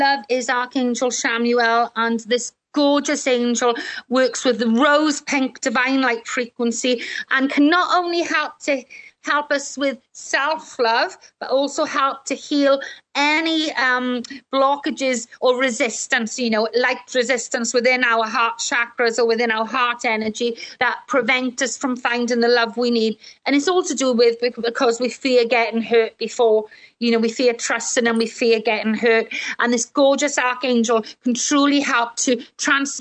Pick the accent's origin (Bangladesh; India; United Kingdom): United Kingdom; Welsh, Wales; I'm Welsh